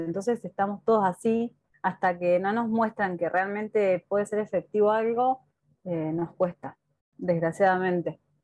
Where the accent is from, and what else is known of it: Argentina